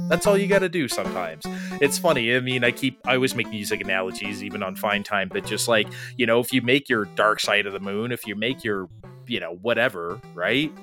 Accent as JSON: {"language": "English", "town": "San Diego", "region": "California", "country": "United States", "tie": "born or raised there", "said": "we grew up in San Diego."}